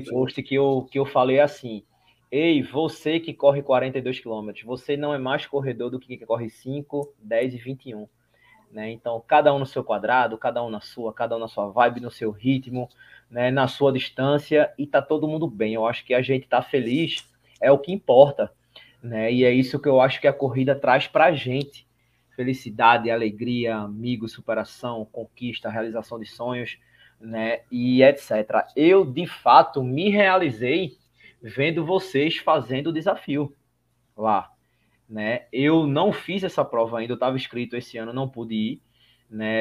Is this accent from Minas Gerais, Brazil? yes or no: no; Recife, Pernambuco, Brazil; Nós somos de Recife, Pernambuco